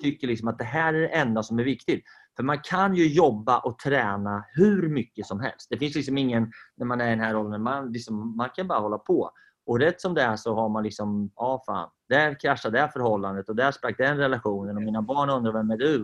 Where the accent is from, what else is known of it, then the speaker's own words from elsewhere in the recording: Sweden; Vi är ju svenskar